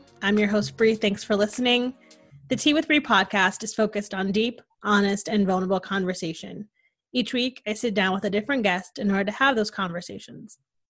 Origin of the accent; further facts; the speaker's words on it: Connecticut, United States; we're both girls from Connecticut.